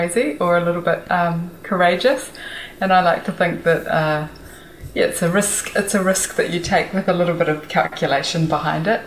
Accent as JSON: {"language": "English", "region": "Wellington", "country": "New Zealand", "tie": "born or raised there", "also_born_or_lived": "California, United States / Auckland, New Zealand / Korea", "said": "I was born in Wellington and I lived here till I was five in Karori."}